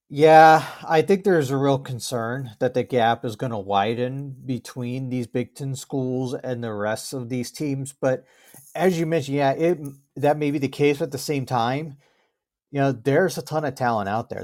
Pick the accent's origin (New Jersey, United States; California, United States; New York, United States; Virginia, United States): Virginia, United States; also born or lived in Minneapolis suburbs, Minnesota; now in Minneapolis, United States; I live in, uh, the Minneapolis suburbs, um, but grew up in Virginia.